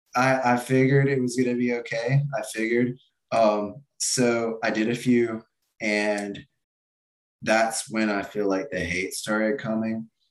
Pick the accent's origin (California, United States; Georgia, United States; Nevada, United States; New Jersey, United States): Georgia, United States; Atlanta outskirts; I'm not even like technically from here. I'm from like the outskirts